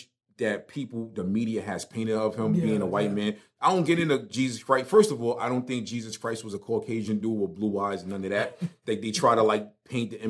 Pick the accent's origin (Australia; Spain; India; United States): United States; New York City, New York; moved away as an adult; now in North Carolina, United States; I grew up in Brooklyn. I've known Jewish people with pale white skin in Crown Heights where I grew up.